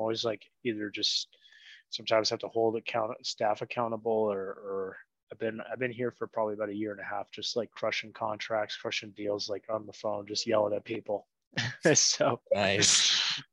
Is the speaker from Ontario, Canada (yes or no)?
yes; Ottawa, Ontario, Canada; moved away as an adult; now in Medellín, Colombia; I'd grown up there until I lived in a city called Ottawa up until I was about 27